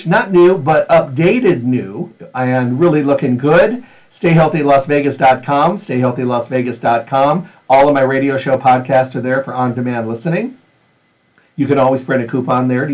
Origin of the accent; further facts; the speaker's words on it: Midwest, United States; I was raised in the Midwest